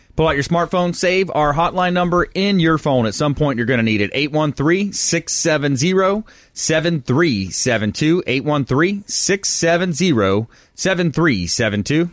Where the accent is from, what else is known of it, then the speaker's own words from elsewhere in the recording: Florida, United States; growing up in Florida